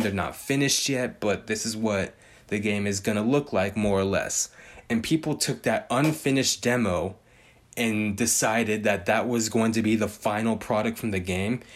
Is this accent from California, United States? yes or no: yes; Bay Area, California, United States; I'm from the Bay Area. I speak the slang